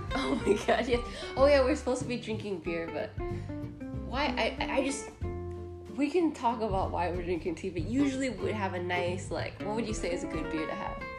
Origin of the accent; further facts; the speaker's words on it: United States; also born or lived in Dominican Republic; I'm Dominican American